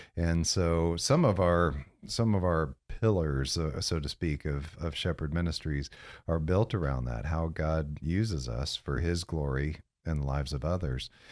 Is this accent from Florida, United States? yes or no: yes; Central Florida, United States; also born or lived in Galesburg, Illinois; born in Illinois, so I'm a Midwesterner, but grew up here in Central Florida, uh, seventy-eight on. So I, we moved when I was nine, nine years old